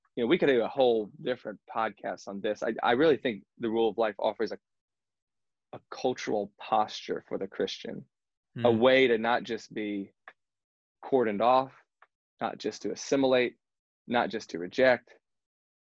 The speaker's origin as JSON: {"language": "English", "country": "United States", "said": "we're American"}